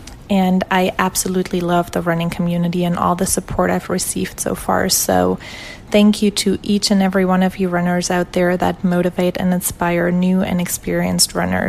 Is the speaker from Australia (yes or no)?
no; Germany; moved away as an adult; now in Houston, United States; Hey there … I'm from Germany, but have been living in Houston, Texas for almost 5 years now.